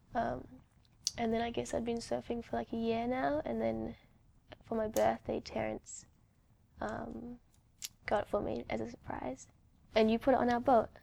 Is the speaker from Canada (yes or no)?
no; New Zealand; now in New York, United States; I grew up in New Zealand